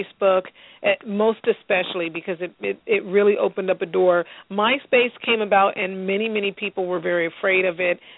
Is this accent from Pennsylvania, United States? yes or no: no; Southern California, United States; My family immigrated here from Central America, from Panama, and I grew up in Southern California